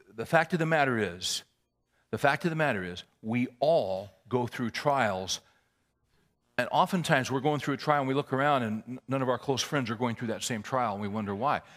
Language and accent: English; California, United States; moved away as an adult; also born or lived in Little Rock, Arkansas; I was born and raised in California.